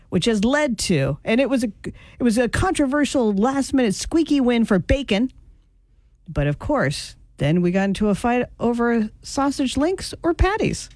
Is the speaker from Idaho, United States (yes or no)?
yes; Idaho, United States; growing up in Idaho, we raised 200 chickens one year